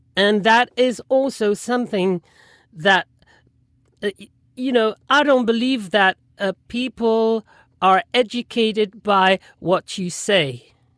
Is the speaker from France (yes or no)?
yes; Toulon, Provence-Alpes-Côte d'Azur, France; English is a second language; also born or lived in London; they moved to another city next to it, which is Toulon where I live now and um, where I spent most of my life